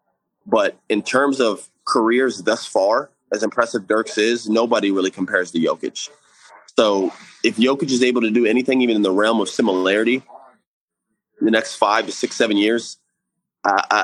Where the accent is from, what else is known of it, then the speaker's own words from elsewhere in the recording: Florida, United States; me growing up in Florida